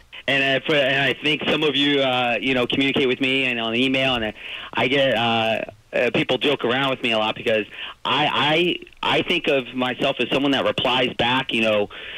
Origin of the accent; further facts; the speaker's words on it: Tampa, Florida, United States; I was born and raised in South Tampa. I grew up, south of Gandy